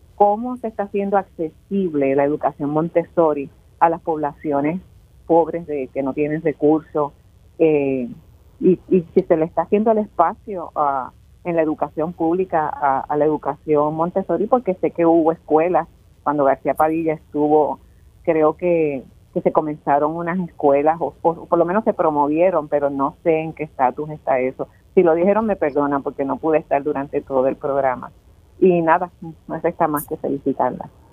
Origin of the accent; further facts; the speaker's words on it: Caguas, Puerto Rico; yo soy de Caguas